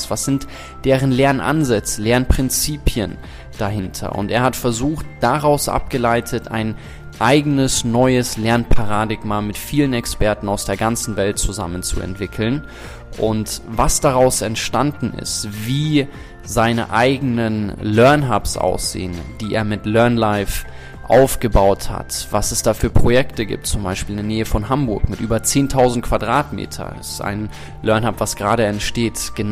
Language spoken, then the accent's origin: German; South Africa; ich bin in Südafrika groß geworden